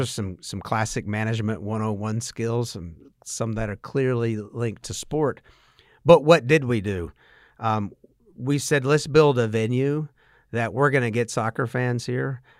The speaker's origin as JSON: {"language": "English", "town": "Statesboro", "region": "Georgia", "country": "United States", "tie": "born or raised there", "said": "I grew up in Statesboro and went to Georgia Southern."}